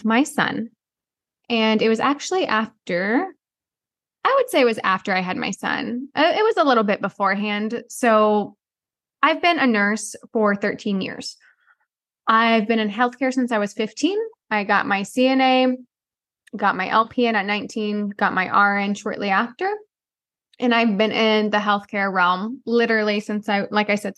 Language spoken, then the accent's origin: English; the Midwest, Missouri, United States; growing up in the Midwest, we live in Missouri